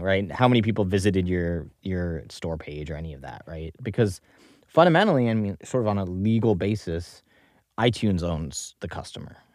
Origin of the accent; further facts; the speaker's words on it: Singapore; moved away; also born or lived in New York; I was born in New York in nineteen ninety-two. You can do the math on that. Um, grew up in Singapore mostly